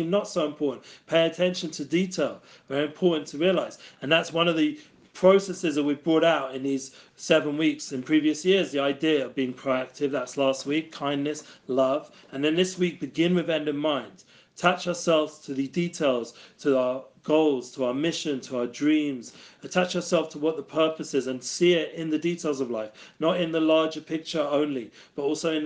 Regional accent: London, United Kingdom; now in Israel; I was growing up in London from Torah Judaism

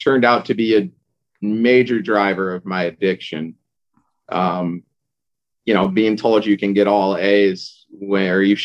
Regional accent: Irvine, California, United States; I grew up in Southern California in Irvine

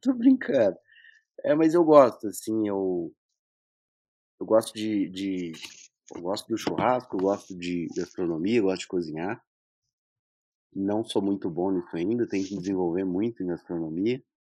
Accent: Minas Gerais, Brazil; sou mineiro

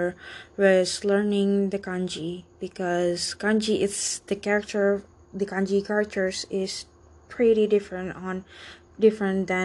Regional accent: Indonesia; first language Indonesian; English is a second language; My mother tongue is Indonesian or Indonesian language, or commonly known as Bahasa Indonesia.

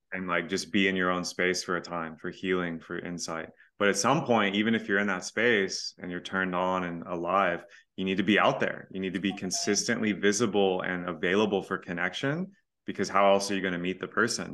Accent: Texas, United States; I'm from Texas

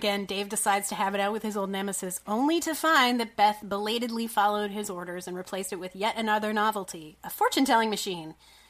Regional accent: Canada; because I'm Canadian, I never took the SAT.

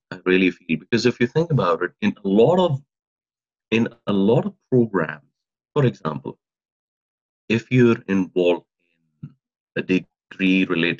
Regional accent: Pakistan; now in Regina, Canada; Given my own experience, I came from another country, I came from Pakistan, and I lived here.

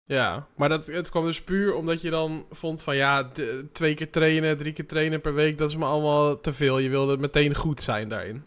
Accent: Amsterdam, North Holland, Netherlands; ik ben in Amsterdam opgegroeid

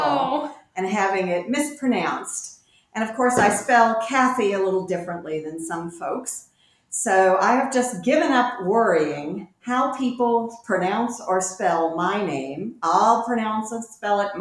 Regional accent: Lawrence, Kansas, United States; also born or lived in Washington, D.C.; now in Williamsburg, United States; I'm from Lawrence, Kansas. And I grew up in a church that is part of the United Church of Christ

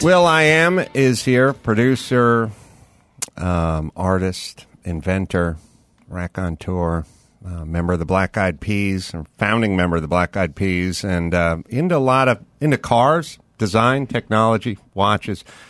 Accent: Los Angeles, California, United States; I grew up in North Hollywood

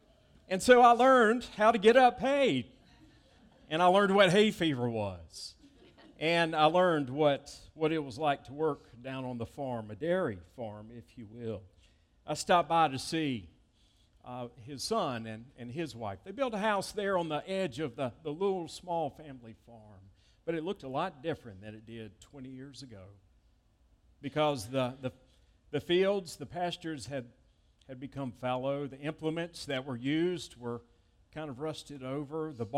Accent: East Point, Georgia, United States; I remember seeing my great-grandmother's house when I was growing up in East Point, Georgia, near downtown Atlanta, now where the Atlanta-Hartsfield International Airport is.

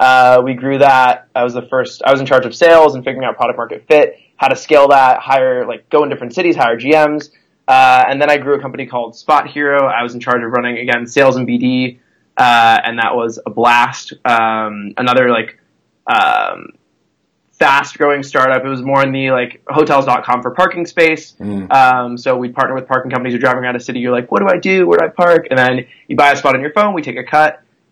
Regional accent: San Diego, California, United States; also born or lived in Chicago / New York; now in Los Angeles, United States; So, I live in LA, and I come from San Diego to Chicago to New York, and now here.

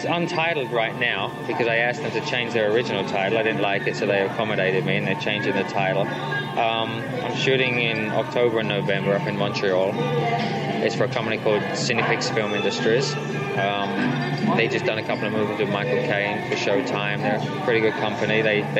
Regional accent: England, United Kingdom; growing up in England, it's very cold.

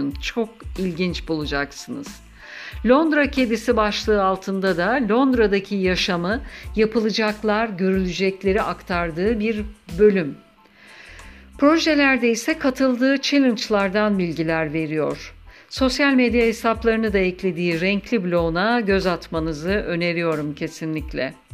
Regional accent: Ankara, Turkey; Ankaralıyım. Eşimle Ankara'da yaşıyoruz.

